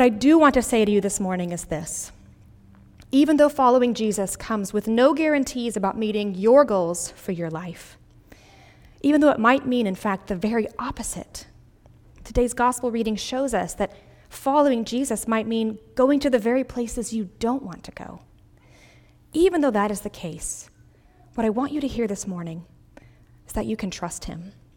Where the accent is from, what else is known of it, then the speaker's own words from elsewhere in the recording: Greenville, South Carolina, United States; moved away as an adult; my hometown of Greenville, South Carolina